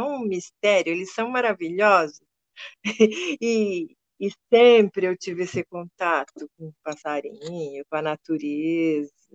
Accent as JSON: {"language": "Portuguese", "country": "Brazil", "tie": "born or raised there", "said": "eu nasci numa fazenda ali no Porto Grande, que depois virou bairro"}